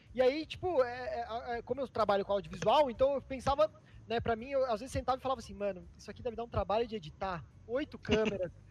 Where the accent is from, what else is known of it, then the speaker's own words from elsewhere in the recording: Votorantim, São Paulo, Brazil; moved away as an adult; now in São Paulo, Brazil; Em Sorocaba, que é uma cidade muito pequena, que é de onde eu sou, né? Votorantim, que é menor ainda, do lado de Sorocaba.